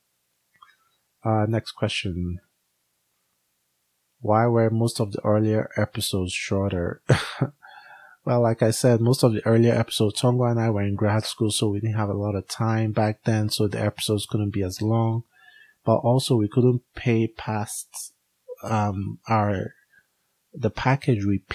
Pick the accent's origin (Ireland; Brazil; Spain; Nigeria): Nigeria; now in United States; We are both Africans. I'm Nigerian